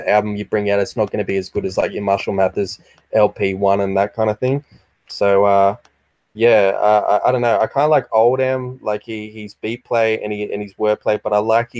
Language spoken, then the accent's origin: English; Australia